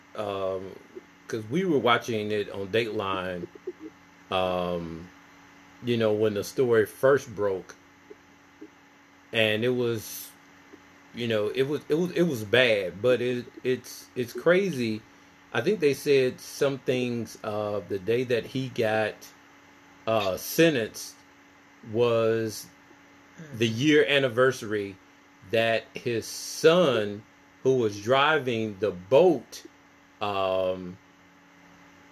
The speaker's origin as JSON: {"language": "English", "area": "Clarkson", "region": "Mississippi", "country": "United States", "tie": "born or raised there", "said": "we're from the same hometown. We are from Clarkson, Mississippi."}